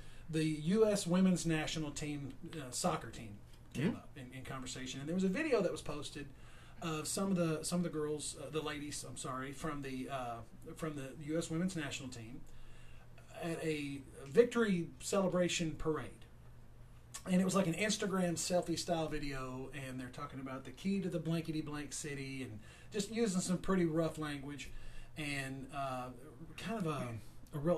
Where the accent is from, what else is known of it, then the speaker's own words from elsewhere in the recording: Edmonson County, Kentucky, United States; born and raised here, lived here my entire life.